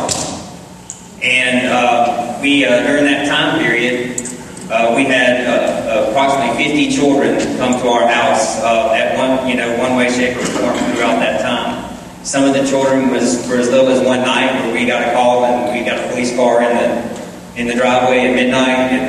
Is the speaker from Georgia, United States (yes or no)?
yes; Marietta, Georgia, United States; also born or lived in Powder Springs, Georgia; I grew up in Marietta, and my father was very active in the church